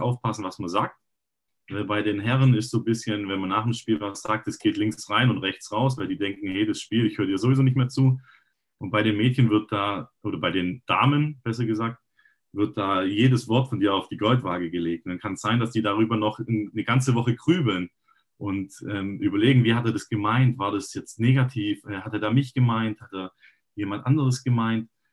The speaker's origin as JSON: {"language": "German", "town": "Rottenburg am Neckar", "region": "Baden-Württemberg", "country": "Germany", "tie": "born or raised there", "said": "ich bin Rottenburger und habe ähm, auch selber immer ein bisschen gekickt. Ähm, hier in der Gegend rum, in, also in der Jugend auch in Rottenburg"}